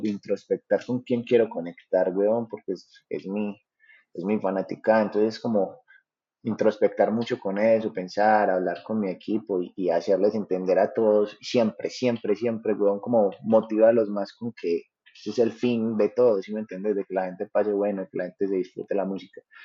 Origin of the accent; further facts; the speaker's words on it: Paisa region, Antioquia, Colombia; los paisas, gracias a Dios, pues como que nos reciben bien en todos lados